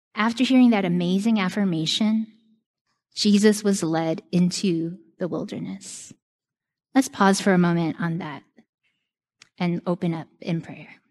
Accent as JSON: {"language": "English", "region": "New York", "country": "United States", "tie": "born or raised there", "said": "New York is my home my whole life"}